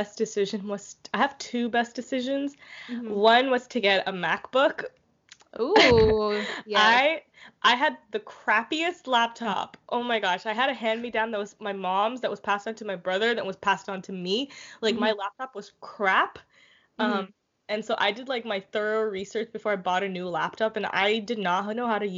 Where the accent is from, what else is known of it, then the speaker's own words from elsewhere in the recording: India; moved away as an adult; now in Canada; I worked at an Indian restaurant, of course, because I'm Indian